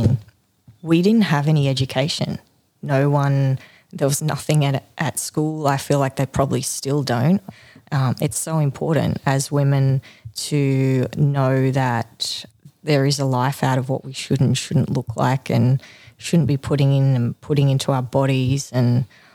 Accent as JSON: {"language": "English", "country": "Australia", "tie": "born or raised there", "said": "I am a country girl, born and bred in Maxville."}